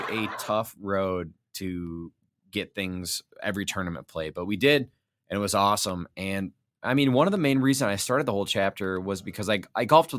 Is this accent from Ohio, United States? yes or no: yes; Toledo, Ohio, United States; now in Cleveland, United States; So I'm from Toledo originally.